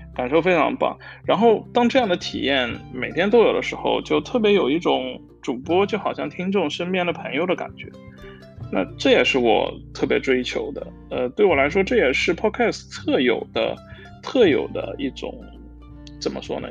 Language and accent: Chinese; Hangzhou, Zhejiang, China; moved away as an adult; now in Amsterdam, Netherlands; 我是一个杭州人嘛，其实就，嗯，周围小时候也并没有什么相声的文化